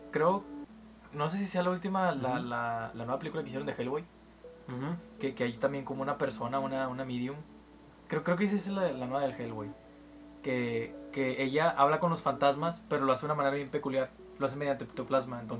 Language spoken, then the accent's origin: Spanish; Mexico; somos mexicanos, pero, pero no, no vivimos tanto el deporte como otras personas.